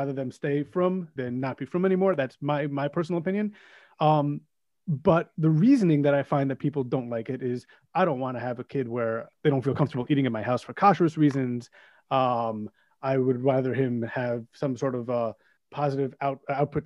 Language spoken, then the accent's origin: English; New York City, New York, United States; now in West Hempstead, United States; I'm from Kew Gardens Hills in Queens